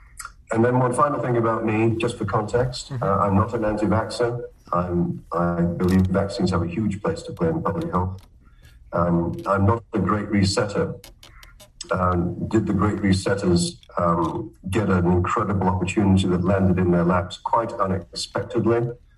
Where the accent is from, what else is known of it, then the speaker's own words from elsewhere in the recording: Canada; also born or lived in Britain; I'm a Canadian pathologist. My accent gives me away. I got my basic medical degrees from Cambridge in Britain. I did pathology training in Canada.